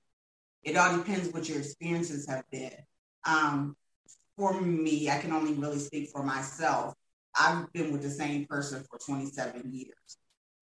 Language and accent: English; Ohio, United States; now in Georgia, United States; we're originally from Ohio. Since we moved to Georgia